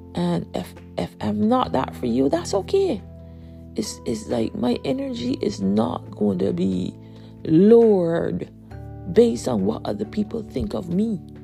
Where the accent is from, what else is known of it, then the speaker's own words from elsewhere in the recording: Barbados; I'm from Barbados